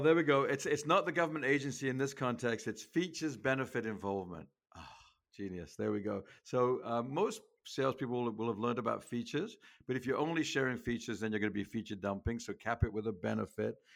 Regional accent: England, United Kingdom; moved away as an adult; now in United States; I grew up in England.

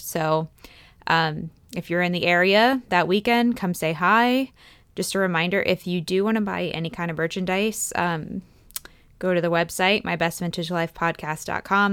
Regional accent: East Coast, United States; moved away as an adult; now in Fresno, United States; growing up on the East Coast

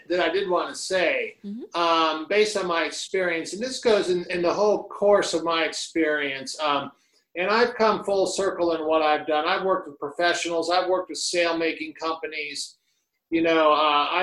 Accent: Miami, Florida, United States; Growing up in Coconut Grove, Miami, in the 70s

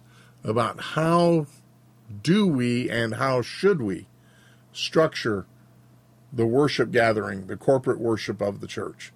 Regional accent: Georgia, United States; now in Montana, United States; the worship service that I grew up with in Southern Baptist churches in the 60s and 70s in Georgia was revivalist. And then moved to Montana

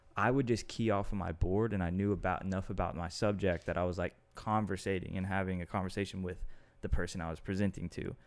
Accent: Austin, Texas, United States; Austin, which is my hometown.

